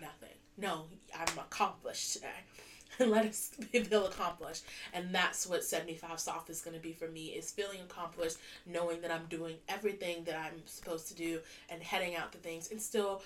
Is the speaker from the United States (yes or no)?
yes; United States; moved away as an adult; now in United Kingdom; being an American expat here